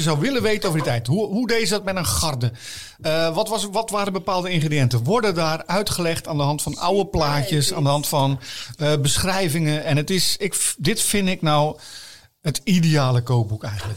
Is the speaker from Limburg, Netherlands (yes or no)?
no; Dordrecht, South Holland, Netherlands; ik ben een schapenkop. Ik ben geboren in Dordrecht.